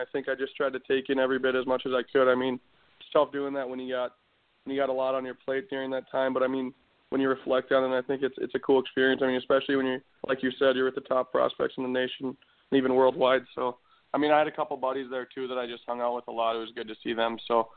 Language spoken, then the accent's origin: English; Lakeville, Minnesota, United States; growing up in Minnesota, that's what you know is high school hockey